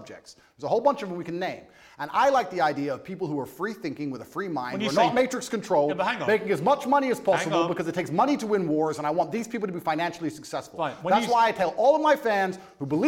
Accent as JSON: {"language": "English", "town": "Luton", "region": "East of England", "country": "United Kingdom", "said": "I come from Marsh Farm, Luton. I came from one of the worst areas inside of the UK."}